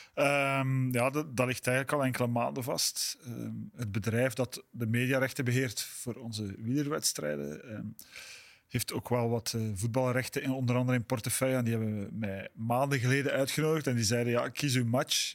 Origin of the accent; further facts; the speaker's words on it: Belgium; Ik, voel me Belg